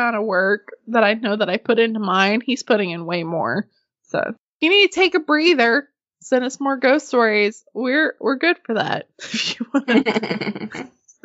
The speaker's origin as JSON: {"language": "English", "region": "Arkansas", "country": "United States", "tie": "born or raised there", "moved": "yes", "lives_now": "Texas, United States"}